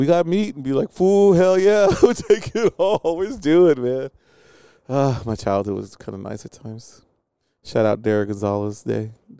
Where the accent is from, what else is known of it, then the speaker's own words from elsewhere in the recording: Beeville, Texas, United States; When I was a young Mexican growing up in Beeville, Texas